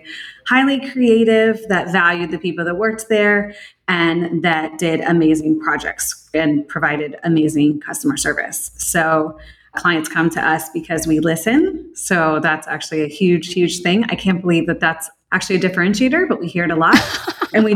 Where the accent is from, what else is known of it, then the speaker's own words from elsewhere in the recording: Florida, United States; I am a sixth generation Floridian, which in itself is pretty rare. Born and raised in Florida